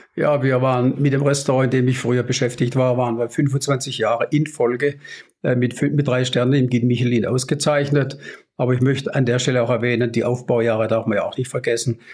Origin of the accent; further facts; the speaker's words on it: near Baden-Baden, Baden-Württemberg, Germany; also born or lived in Swabia; Ich komme aus der Nähe von Baden-Baden gebürtig